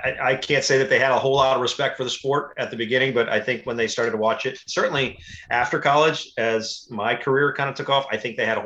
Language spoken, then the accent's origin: English; Connecticut, United States; We're from Connecticut